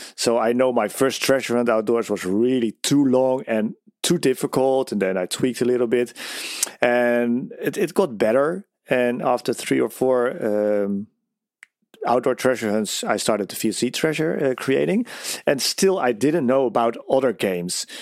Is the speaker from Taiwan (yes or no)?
no; Netherlands; I'm from the Netherlands.